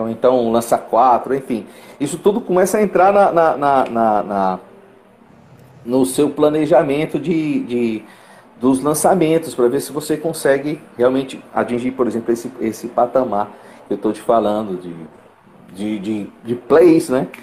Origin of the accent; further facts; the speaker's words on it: Fortaleza, Ceará, Brazil; sou eu de Fortaleza